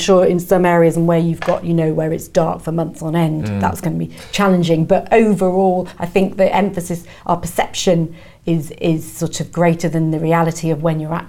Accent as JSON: {"language": "English", "region": "North East England", "country": "United Kingdom", "tie": "born or raised there", "said": "I grew up in the northeast, very cold, grey and cold in the winter, but I love the sun."}